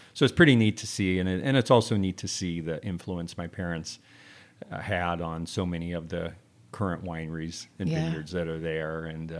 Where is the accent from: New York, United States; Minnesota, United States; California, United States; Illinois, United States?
California, United States; Temecula; Yeah, I grew up in Southern California, but specifically in Temecula. And my folks planted the first commercial vineyard in Temecula in 1968.